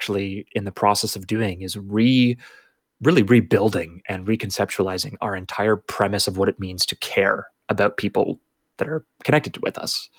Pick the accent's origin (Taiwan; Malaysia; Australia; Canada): Canada; as a Canadian